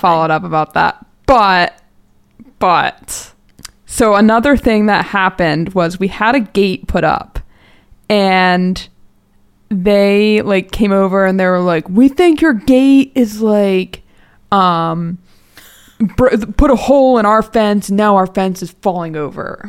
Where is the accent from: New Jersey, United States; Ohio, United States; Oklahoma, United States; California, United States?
New Jersey, United States; now in Conshohocken, United States; I'm from Jersey, so I'm like a Jersey girl